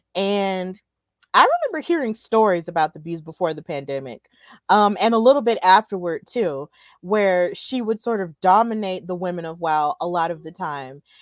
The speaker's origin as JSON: {"language": "English", "town": "Birmingham", "region": "Alabama", "country": "United States", "tie": "born or raised there", "also_born_or_lived": "New York", "said": "here in Birmingham in my hometown"}